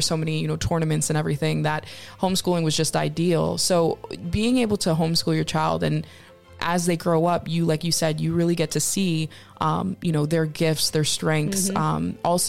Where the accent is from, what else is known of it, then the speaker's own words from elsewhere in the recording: Connecticut, United States; I grew up in Connecticut.